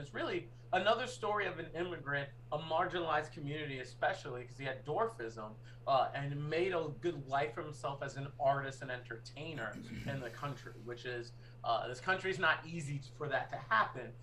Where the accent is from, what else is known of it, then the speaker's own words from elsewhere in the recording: Boston, Massachusetts, United States; moved away; also born or lived in New York; I'm a Bostonian and a New Yorker